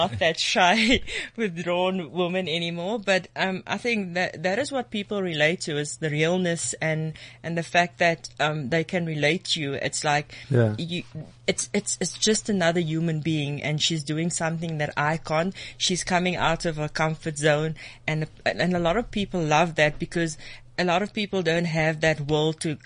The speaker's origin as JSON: {"language": "English", "town": "Cape Town", "region": "Western Cape", "country": "South Africa", "moved": "yes", "lives_now": "Bloemfontein, South Africa", "said": "We're both from Cape Town"}